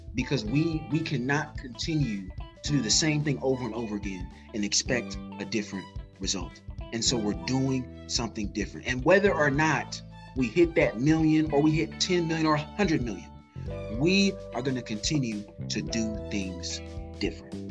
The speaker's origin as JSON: {"language": "English", "town": "Indianapolis", "region": "Indiana", "country": "United States", "said": "I'm from Indianapolis, Indiana"}